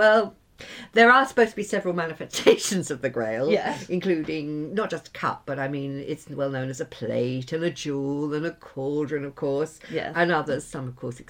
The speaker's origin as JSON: {"language": "English", "region": "England", "country": "United Kingdom", "tie": "born or raised there", "also_born_or_lived": "Ireland", "moved": "yes", "said": "I was born in England."}